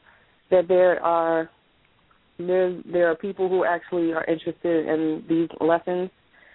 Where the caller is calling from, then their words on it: New York City, New York, United States; I'm calling from Queens, New York.